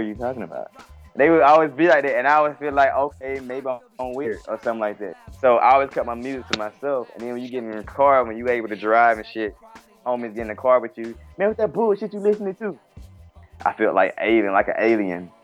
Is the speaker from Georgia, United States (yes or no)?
yes; Albany, Georgia, United States; now in Decatur, United States; I'm from Albany, Georgia. I currently stay in Decatur, East Side, Atlanta.